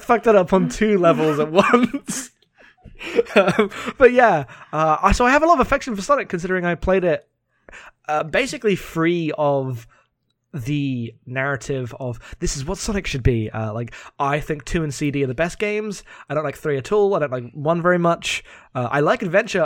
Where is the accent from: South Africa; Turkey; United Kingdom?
United Kingdom; accent: British; my very British accent